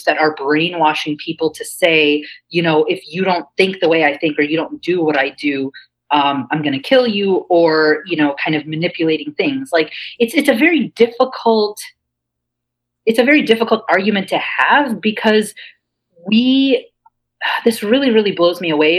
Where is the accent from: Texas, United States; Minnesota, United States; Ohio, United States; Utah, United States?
Ohio, United States; Cincinnati; moved away as an adult; now in New York, United States; where I grew up in Cincinnati